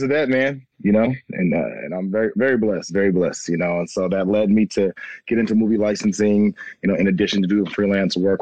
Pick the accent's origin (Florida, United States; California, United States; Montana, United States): California, United States; San Diego; also born or lived in Long Beach; I was born and raised in San Diego